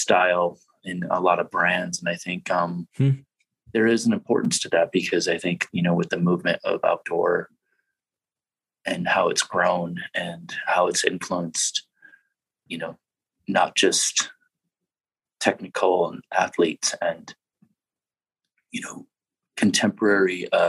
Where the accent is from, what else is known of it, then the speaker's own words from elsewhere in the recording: Iowa, United States; moved away as an adult; also born or lived in New York; I grew up in the Midwest. I grew up in a very flat state of Iowa